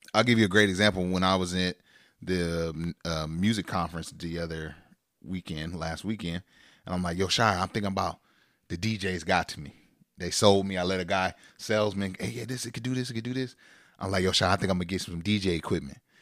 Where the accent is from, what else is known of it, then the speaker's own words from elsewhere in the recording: Sacramento, California, United States; We're from Sacramento.